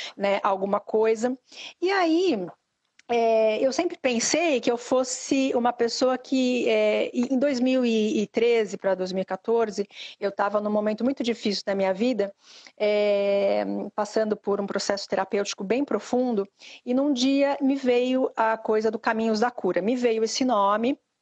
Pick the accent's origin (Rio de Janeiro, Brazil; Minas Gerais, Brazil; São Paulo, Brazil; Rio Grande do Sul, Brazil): São Paulo, Brazil; Santos; moved away as an adult; now in Portugal; sou de Santos, sou natural é, é, da Baixada Santista